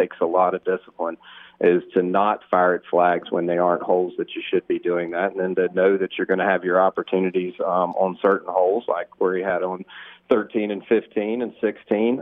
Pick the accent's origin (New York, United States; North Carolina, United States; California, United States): North Carolina, United States; Eastern; I grew up in Eastern North Carolina, which I hope you don't have to translate too much to your northern listeners, my accent.